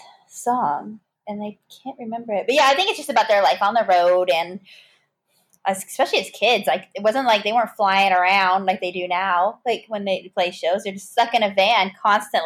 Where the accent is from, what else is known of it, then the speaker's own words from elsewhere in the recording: Bandera, Texas, United States; my hometown is called Bandera